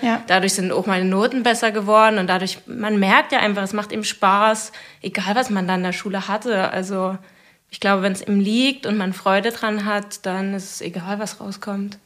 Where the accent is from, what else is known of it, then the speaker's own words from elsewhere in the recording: Zittau, Saxony, Germany; also born or lived in Leipzig; ich komme ursprünglich von hier aus Zittau